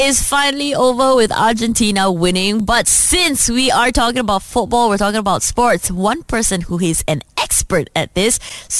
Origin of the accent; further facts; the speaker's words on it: Malaysia; it's so beautiful being Malaysian.